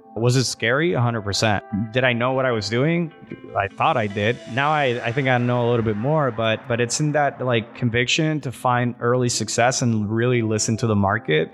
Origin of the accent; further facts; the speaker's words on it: Puerto Rico; now in Miami, United States; I'm from Puerto Rico. I've been in the States for about sixteen years